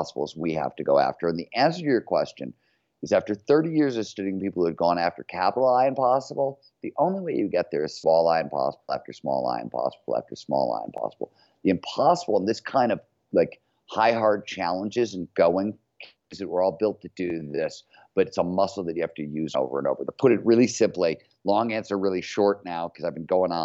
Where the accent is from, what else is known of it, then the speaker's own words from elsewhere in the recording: Cleveland, Ohio, United States; growing up in Cleveland, Ohio in the 70s, a blue collar steel mill town